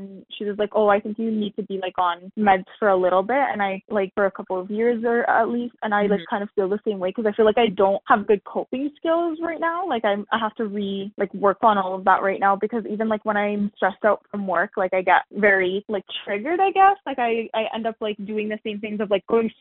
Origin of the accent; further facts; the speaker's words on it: Canada; also born or lived in Syria / United States; my family came as refugees to Canada when I was 8